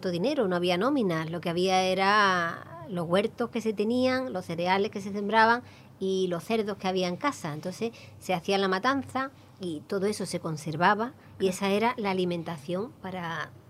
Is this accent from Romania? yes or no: yes; Baia Mare, Maramureș County, Romania; Spanish is a second language; now in Spain; De Baia Mare, Maramuresh.